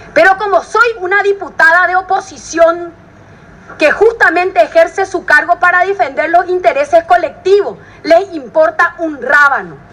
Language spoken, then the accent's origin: Spanish; Villa Elisa, Central, Paraguay; Nací en Villa Elisa, crecí en Villa Elisa.